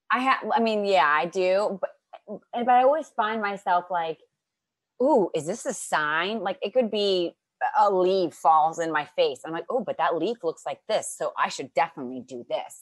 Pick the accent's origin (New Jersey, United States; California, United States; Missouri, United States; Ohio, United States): Ohio, United States; near Akron; moved away; I'm from Ohio